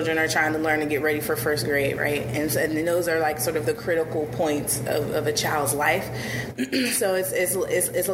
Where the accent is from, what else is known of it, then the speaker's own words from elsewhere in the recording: Pittsburgh, Pennsylvania, United States; also born or lived in Maryland / Washington, D.C.; I'm a Pittsburgh native. I was born in Homewood in Pittsburgh.